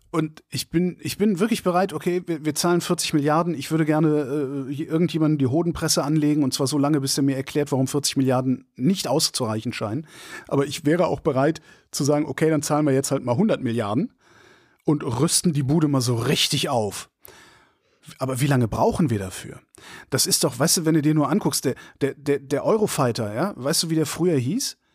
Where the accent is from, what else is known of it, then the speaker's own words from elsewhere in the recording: Germany; Und ich bin in der Bundesrepublik Deutschland West groß geworden.